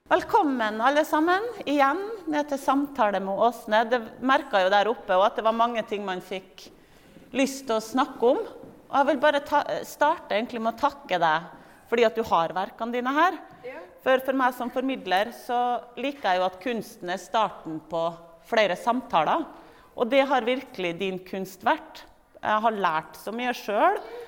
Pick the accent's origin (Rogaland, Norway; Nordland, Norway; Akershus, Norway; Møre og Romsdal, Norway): Møre og Romsdal, Norway; Kristiansund; Jeg kommer jo fra Kristiansund.